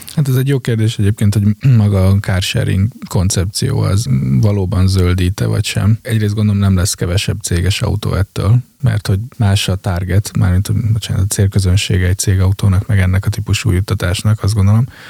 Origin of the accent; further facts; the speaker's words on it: Hungary; Én a román határ mellől származom